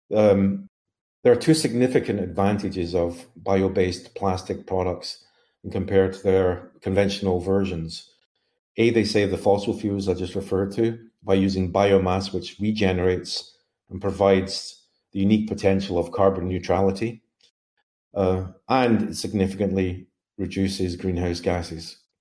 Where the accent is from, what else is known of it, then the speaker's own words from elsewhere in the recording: Glasgow, Scotland, United Kingdom; I hail from Mount Glasgow, Scotland